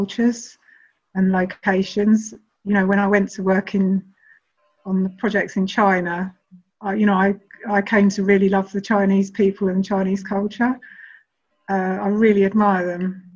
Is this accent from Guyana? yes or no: no; London, United Kingdom; I'm speaking as a Londoner